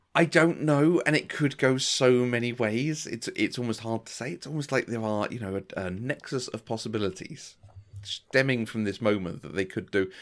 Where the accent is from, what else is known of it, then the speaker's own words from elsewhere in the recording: England, United Kingdom; this is just part of being English